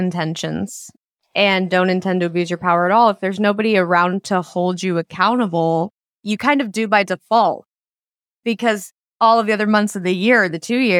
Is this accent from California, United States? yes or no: no; Nevada, United States; And I know for me personally, growing up in Nevada, you don't have a lot of celebrities.